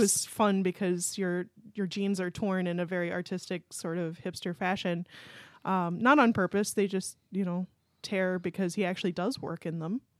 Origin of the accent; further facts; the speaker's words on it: Pennsylvania, United States; moved away as an adult; I'm from Pennsylvania and uh, went to University of Pittsburgh